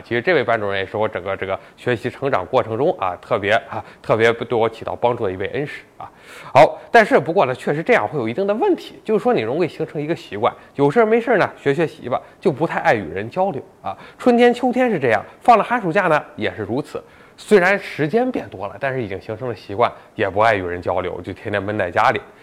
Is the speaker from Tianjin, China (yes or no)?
no; Tai'an, Shandong, China; 我老家台湾的